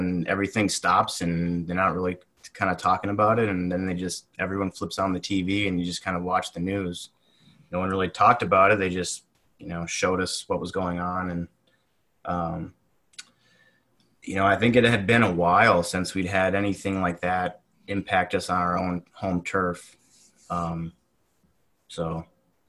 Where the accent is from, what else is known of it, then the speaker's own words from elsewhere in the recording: Appleton, Wisconsin, United States; also born or lived in Kingsford, Michigan / Green Bay, Wisconsin; Wisconsin, mostly. I grew up in the UP, right on the border of Wisconsin, though. So, small town called Kingsford, but went to high school in the Fox Valley, Appleton area